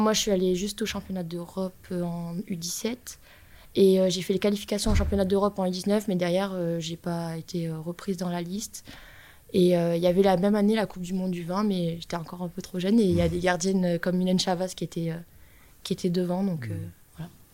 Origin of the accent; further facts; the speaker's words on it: the South, south of France, France; quand on vient du Sud